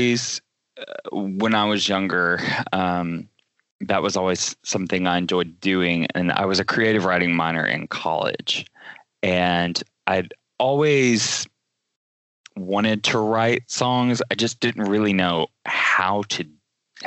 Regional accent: Chattanooga, Tennessee, United States; I grew up in Chattanooga, Tennessee, which is about 2 hours south

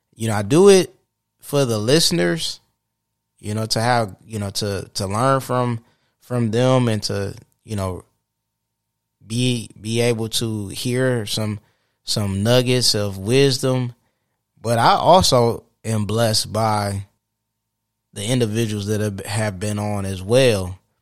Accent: Saginaw, Michigan, United States; Saginaw, where my hometown

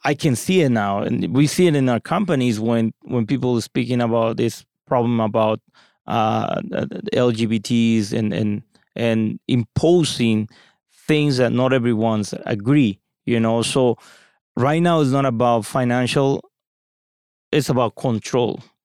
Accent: Mexico; moved away as an adult; now in United States; I come from Mexico, Latin America

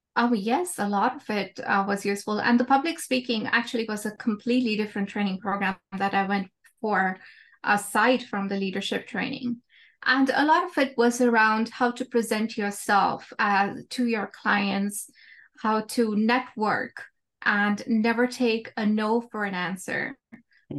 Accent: India; moved away as an adult; now in United States; when I was growing up in India, I was a very quiet kid

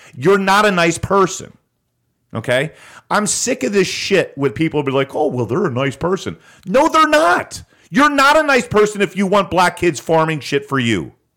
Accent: United States; as an American

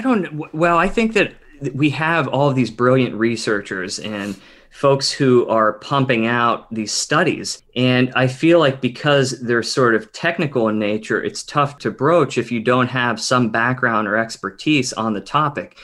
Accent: Pittsburgh, Pennsylvania, United States; moved away as an adult; also born or lived in Delaware / New York City; now in Seattle, United States; I grew up on the East Coast in Pittsburgh, Pennsylvania, Western PA

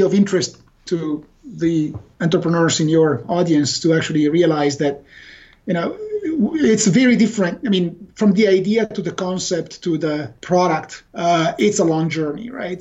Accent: Italy; now in Redmond, United States; We were here in Redmond. Uh, we are originally from Italy, but we all worked for Microsoft Corporation

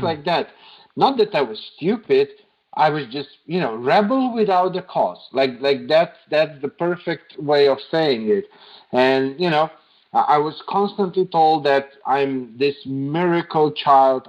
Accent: Slovenia; moved away as an adult; now in Serbia; I grew up in Slovenia and I lived in Slovenia most of my life. Uh, it was just three years ago that I moved to Serbia

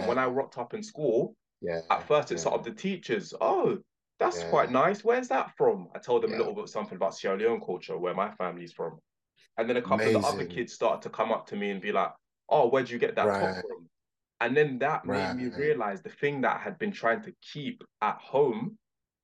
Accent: London, United Kingdom; I grew up in West London

